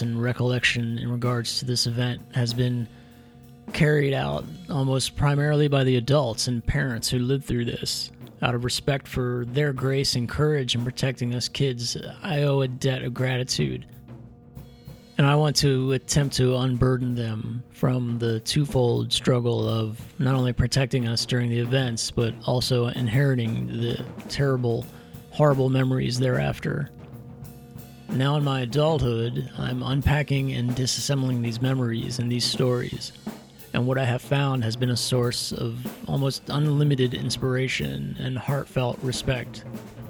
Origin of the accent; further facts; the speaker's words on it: Middletown, Pennsylvania, United States; moved away as an adult; also born or lived in New York City; now in Linglestown, United States; I grew up here in Middletown, just a few minutes from the plant